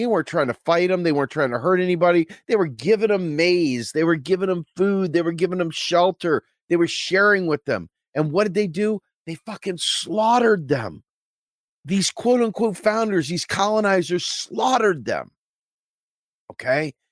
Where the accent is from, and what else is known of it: United States